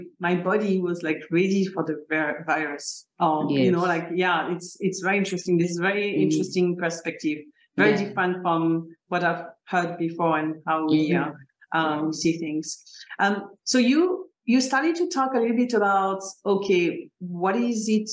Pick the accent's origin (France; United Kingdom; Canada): France; So I grew up in France